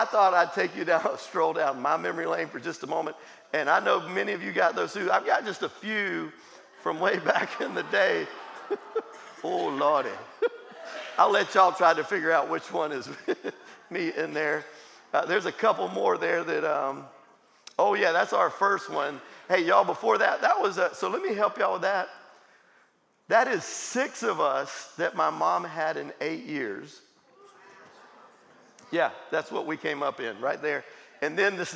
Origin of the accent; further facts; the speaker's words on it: Jacksonville, Florida, United States; I grew up in Jacksonville, Florida